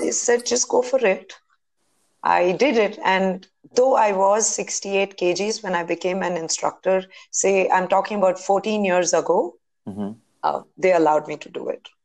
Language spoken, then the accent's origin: English; Bangalore, Karnataka, India; I'm born and brought up in Bangalore.